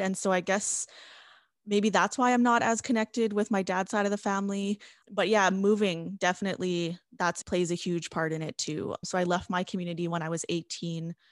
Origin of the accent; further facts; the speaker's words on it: La Ronge, Saskatchewan, Canada; moved away as an adult; now in Saskatoon, Canada; So I'm from L'Orange. I grew up